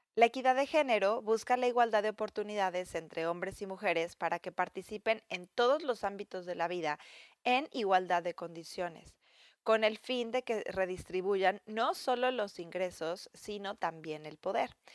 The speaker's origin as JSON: {"language": "Spanish", "country": "Mexico", "moved": "yes", "said": "mi país de origen"}